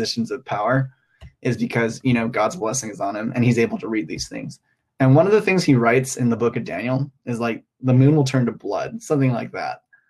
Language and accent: English; Hong Kong; moved away as an adult; now in Los Angeles, United States; I grew up in Hong Kong